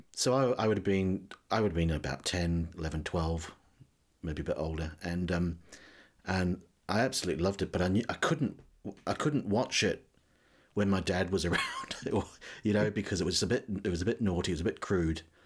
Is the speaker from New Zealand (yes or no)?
yes; New Zealand; now in United Kingdom; as you may have guessed from my accent, I, I wasn't born in this country. I'm from New Zealand originally.